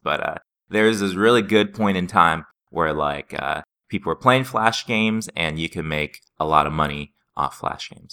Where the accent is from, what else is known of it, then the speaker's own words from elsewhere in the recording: Seattle, Washington, United States; I was from Seattle